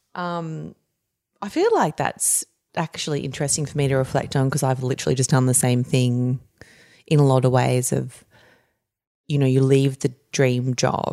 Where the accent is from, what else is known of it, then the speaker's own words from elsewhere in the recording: Campbelltown, New South Wales, Australia; also born or lived in Narellan / Camden; I grew up earlier in Campbelltown and Bradbury